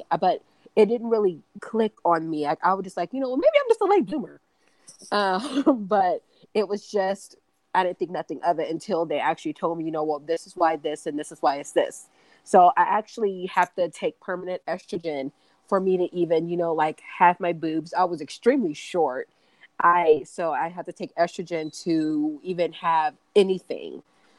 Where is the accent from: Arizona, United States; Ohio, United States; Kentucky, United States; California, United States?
Kentucky, United States; She's from Dallas and I'm from Kentucky, so I'm a military brat.